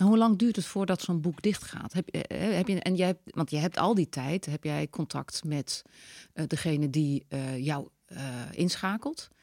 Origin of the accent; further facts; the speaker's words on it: Netherlands; wij als Nederlanders